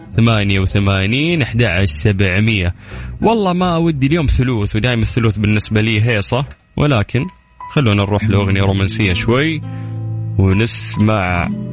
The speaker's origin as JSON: {"language": "Arabic", "country": "Saudi Arabia"}